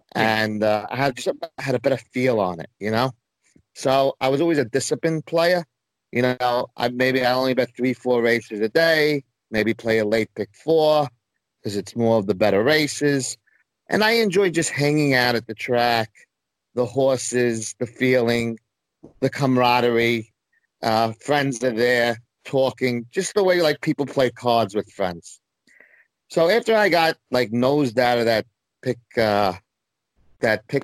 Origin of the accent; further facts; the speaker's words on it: New York City, New York, United States; also born or lived in Manhattan; I grew up in Brooklyn. I've lived in the Manhattan for 10 years